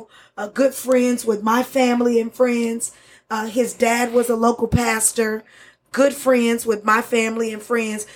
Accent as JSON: {"language": "English", "town": "Spencer", "region": "Oklahoma", "country": "United States", "tie": "born or raised there", "also_born_or_lived": "Florida", "second_language": "English", "said": "growing up in uh, 10 miles east of oklahoma city in a little uh, town called spencer Oklahoma."}